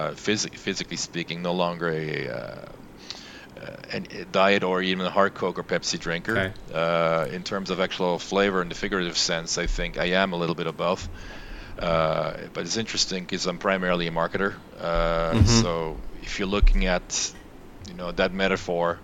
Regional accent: France; moved away as an adult; also born or lived in Los Angeles, United States; I was born and raised in France, half French, half German upbringing

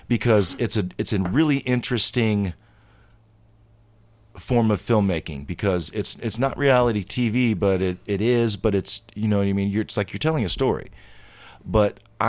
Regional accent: Ohio, United States; also born or lived in Maryland; I am not a native necessarily Ohioan because I was born in Maryland, but I both of my parents are from Ohio. My dad's from Zanesville. My mom is from Stovertown. You know, my mom is from Newcomerstown, and so I am. This is where I was pretty much raised.

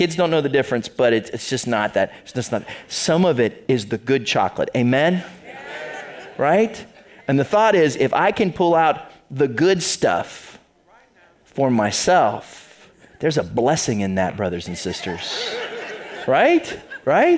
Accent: the other side of Ohio, United States; moved away as an adult; now in Toledo, United States; I grew up on the other side of the state, so I'm not from Northwest Ohio

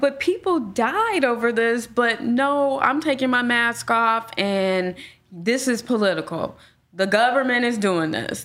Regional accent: Gary, Indiana, United States; now in Indianapolis, United States; I grew up in Gary

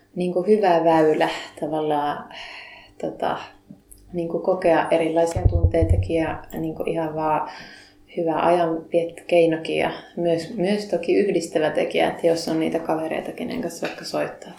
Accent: Lapinlahti, North Savo, Finland; moved away as an adult; now in Kokkola, Finland; en Kokkolasta lähtöisin, vaan Savosta olen lähtöisin Lapinlahdelta

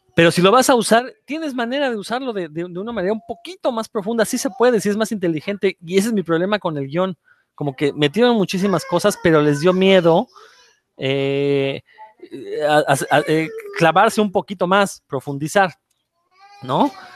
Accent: Mexico; vivimos en un país absurdo

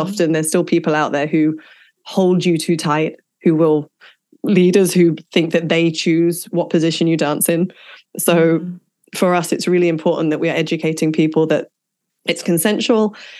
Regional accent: England, United Kingdom; growing up in England

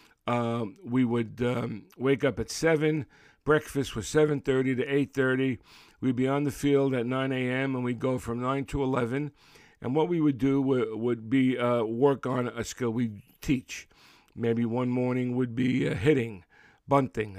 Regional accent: Brooklyn, New York, United States; growing up in Brooklyn in the 50s

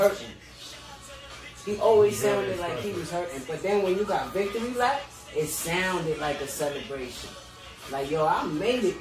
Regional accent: East Coast, United States; I'm from the East

